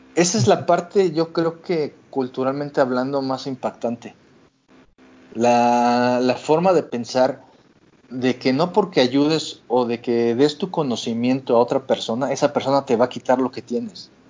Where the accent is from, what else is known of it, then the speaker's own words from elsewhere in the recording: Mexico City, Mexico; moved away as an adult; now in Vancouver, Canada; Yo soy de la Ciudad de México, soy chilango de corazón